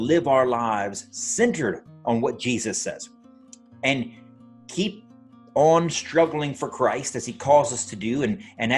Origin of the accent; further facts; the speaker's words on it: United States; as an American myself, as an American from my family by birth